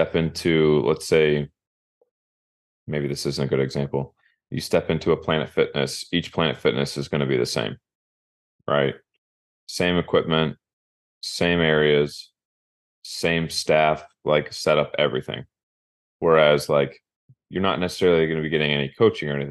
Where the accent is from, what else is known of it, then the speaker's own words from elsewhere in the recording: Minster, Ohio, United States; growing up in Minster, we had something called the Big Toy